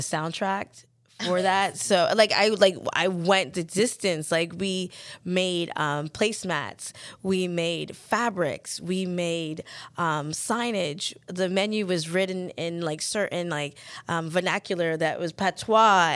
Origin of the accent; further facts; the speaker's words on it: the South, Florida, United States; moved away; growing up in the South, in Fl, in the U S